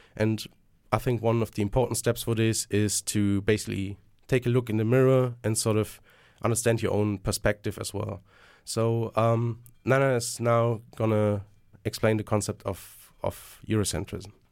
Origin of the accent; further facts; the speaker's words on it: Germany; moved away; I'm originally from Germany.